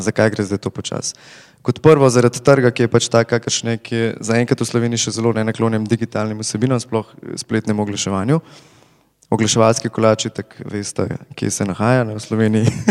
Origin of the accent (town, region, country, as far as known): Slovenia